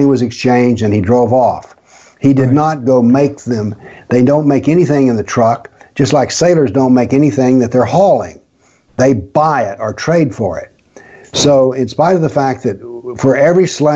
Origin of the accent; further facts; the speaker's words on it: the South, United States; I'm a Southerner raised in the South, born in the South